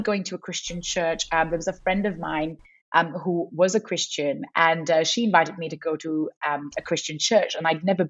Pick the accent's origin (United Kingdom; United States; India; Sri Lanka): Sri Lanka; moved away as an adult; now in Perth, Australia; growing up in Sri Lanka